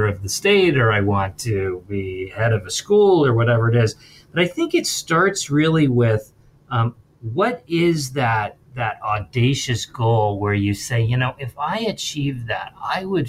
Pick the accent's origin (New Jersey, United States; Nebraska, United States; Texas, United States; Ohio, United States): New Jersey, United States; Princeton; I grew up in Princeton also in an affluent town